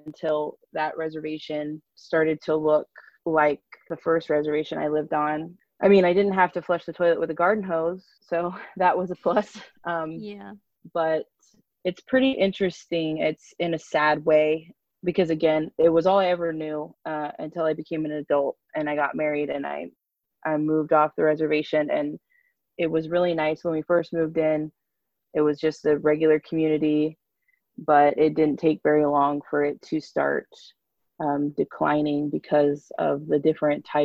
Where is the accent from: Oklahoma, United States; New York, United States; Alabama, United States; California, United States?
California, United States; Northern; also born or lived in Ukiah, California; I grew up on a Native American reservation here in Northern California